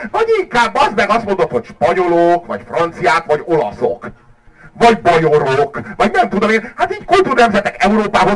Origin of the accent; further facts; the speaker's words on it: Hungary; magyarok vagyunk